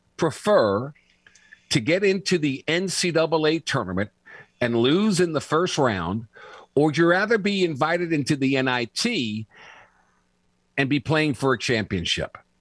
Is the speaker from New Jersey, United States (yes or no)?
no; New Orleans, Louisiana, United States; my hometown of New Orleans